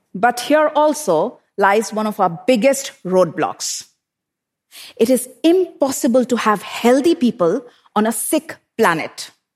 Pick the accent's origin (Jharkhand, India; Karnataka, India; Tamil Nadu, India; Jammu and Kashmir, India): Jharkhand, India; Bokaro Steel City; I grew up in Bokaro Steel City in eastern India, an industrial township surrounded by power plants and steel smelters